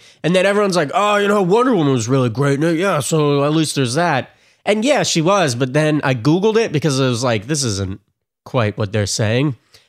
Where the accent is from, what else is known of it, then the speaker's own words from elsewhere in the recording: New York, United States; born there; I'm not born in New Jersey. I was born in New York.